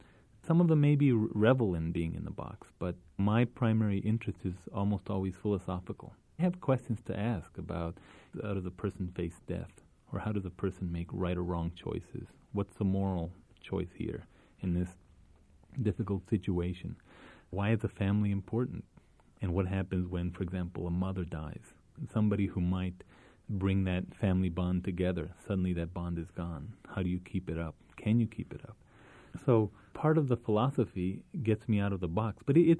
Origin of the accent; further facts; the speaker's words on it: Isleta, New Mexico, United States; But I could show them a story about growing up in Isleta, my abuelita, or about some experiences that I had as a young boy